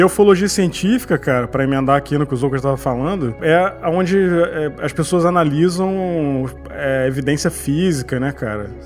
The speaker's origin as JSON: {"language": "Portuguese", "town": "Petrópolis", "region": "Rio de Janeiro", "country": "Brazil", "tie": "born or raised there", "said": "Porque eu morava perto do Rio, eu sou de Petrópolis"}